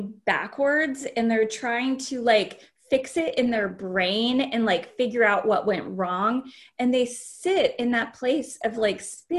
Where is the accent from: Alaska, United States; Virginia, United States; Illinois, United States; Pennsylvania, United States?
Alaska, United States; We're from Alaska. We ended up living in Alaska